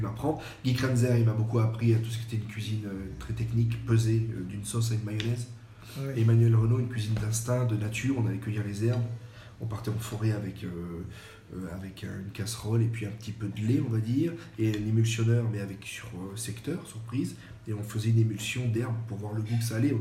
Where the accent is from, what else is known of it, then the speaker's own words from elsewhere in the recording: French Riviera, Provence-Alpes-Côte d'Azur, France; also born or lived in Le Mans; now in Périgueux, France; je suis né au Mans. Donc quand j'ai ah, une année à peu près, je suis resté parce que mes parents sont sur la côte d'Azur. Donc en fait, j'ai été élevé beaucoup en Méditerranée